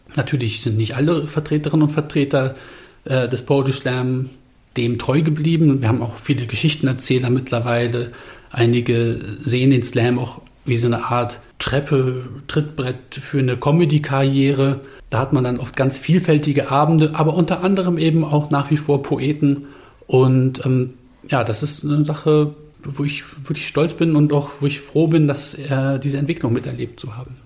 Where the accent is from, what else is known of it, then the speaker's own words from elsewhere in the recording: Bremen, Germany; ich bin ja da in der Nähe vom Findorf-Markt aufgewachsen